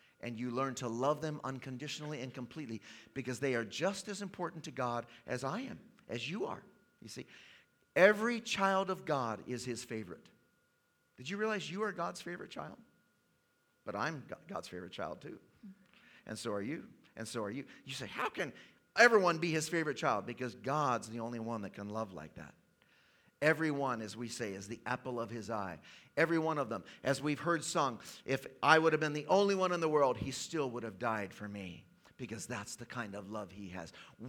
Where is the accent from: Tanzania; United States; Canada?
Tanzania; born there; I was born in East Africa, in the country of Tanzania. My parents were missionaries there.